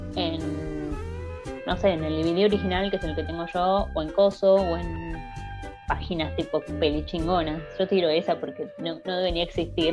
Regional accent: Argentina; Nosotros como buenos argentinos

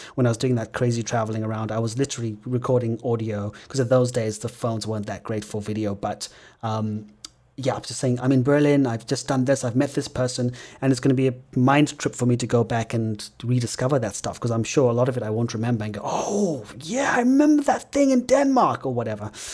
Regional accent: Zimbabwe; my experience growing up in Zimbabwe

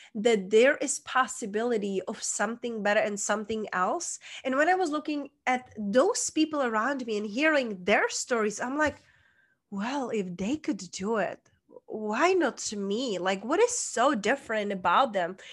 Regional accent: Czechia; moved away; I was born, hence that's where is my accent from, small town in Czech Republic

